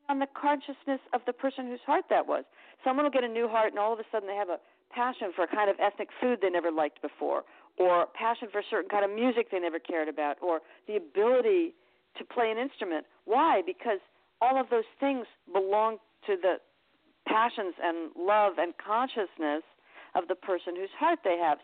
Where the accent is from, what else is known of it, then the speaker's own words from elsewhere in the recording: Westport, Connecticut, United States; also born or lived in Bridgeport, Connecticut; I was born in Bridgeport, but I grew up in Westport.